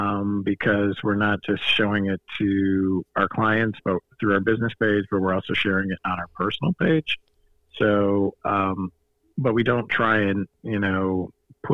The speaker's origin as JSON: {"language": "English", "town": "Fort Myers", "region": "Florida", "country": "United States", "tie": "born or raised there", "said": "I was born and raised here in Fort Myers, Florida."}